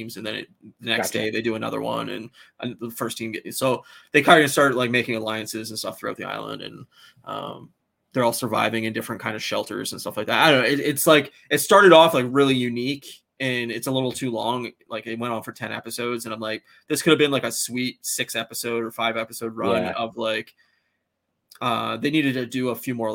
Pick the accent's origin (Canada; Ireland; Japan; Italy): Canada; as like a Canadian